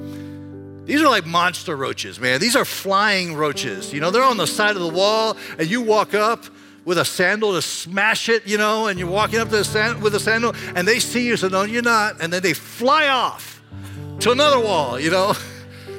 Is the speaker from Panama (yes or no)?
yes; Panama; now in Iowa, United States; When I grew up in Panama, I grew up, Panama is a tropical country